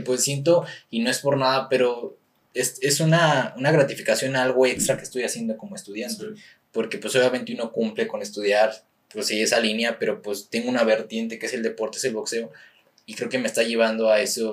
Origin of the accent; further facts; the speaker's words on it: San Luis Potosí, Mexico; soy de la capital, que soy potosino